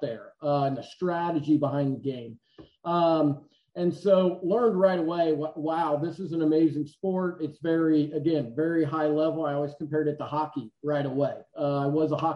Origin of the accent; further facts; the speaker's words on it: Indiana, United States; I am from Indiana